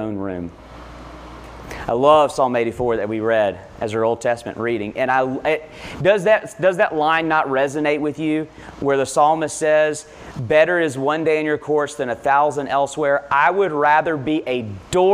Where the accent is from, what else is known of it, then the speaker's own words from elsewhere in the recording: Lexington, United States; I grew up here in Lexington